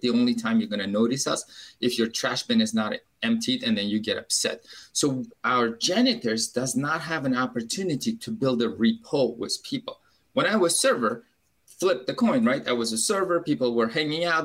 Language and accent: English; Uzbekistan; English is a second language; moved away as an adult; now in Baltimore, United States; I'm an immigrant from Uzbekistan